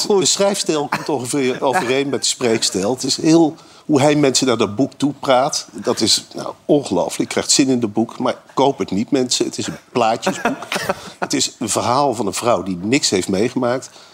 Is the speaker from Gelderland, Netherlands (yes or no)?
yes; Arnhem, Gelderland, Netherlands; ik kom uit Arnhem.